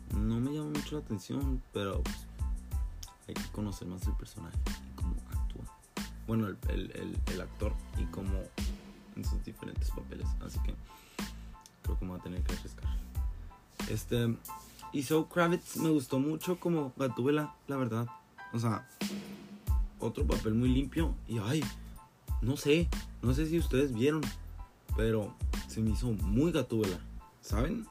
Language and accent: Spanish; Mexico; para mí que soy mexicano